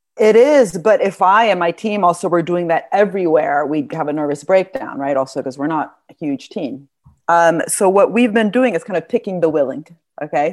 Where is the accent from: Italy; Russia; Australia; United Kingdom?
Italy; moved away; I'm from Italy.